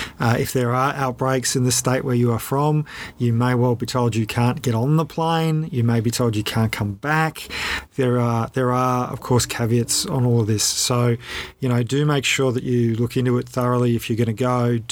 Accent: Australia; as an Australian.

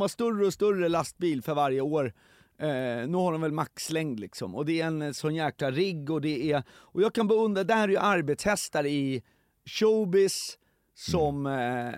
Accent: Stockholm, Stockholm County, Sweden; jag växte upp i Hässelby

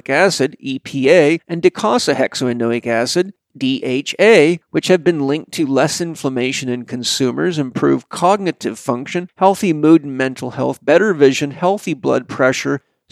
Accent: Vancouver Island, British Columbia, Canada; I grew up on Vancouver Island, British Columbia

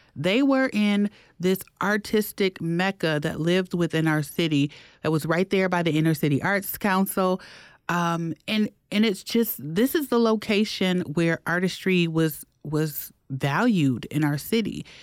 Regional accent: Detroit, Michigan, United States; now in Milwaukee, United States; growing up in Detroit, my dentist was black

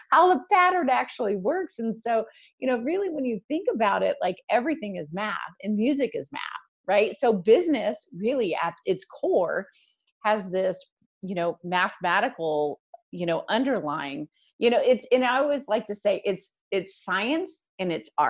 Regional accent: Charleston, South Carolina, United States; my hometown is Charleston, South Carolina.

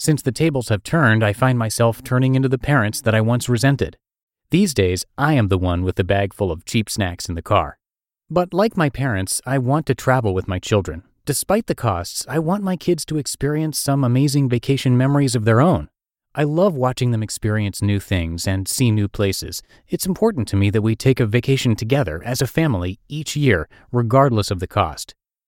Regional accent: Indiana, United States; Growing up in Indiana meant that I had never seen anything as big or as beautiful.

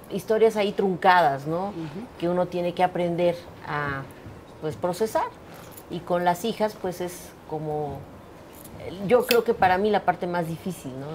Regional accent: Mexico City, Mexico; en Iztapalapa, que es de donde soy

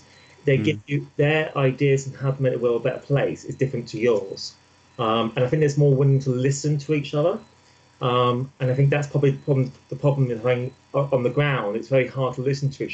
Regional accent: Midlands, United Kingdom; I'm not from London, I'm actually from the Midlands

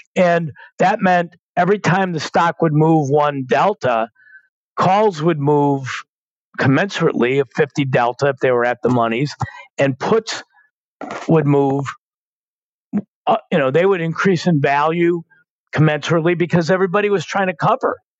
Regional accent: Chicago, Illinois, United States; I grew up in Chicago

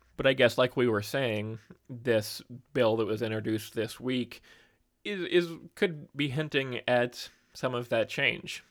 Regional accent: Colorado, United States; now in Wisconsin, United States; my home state of Colorado

